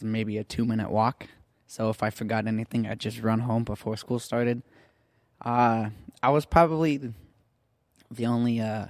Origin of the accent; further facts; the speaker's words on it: Orange, California, United States; I was born and raised in Orange here, probably like 7 to 10 minutes away from church.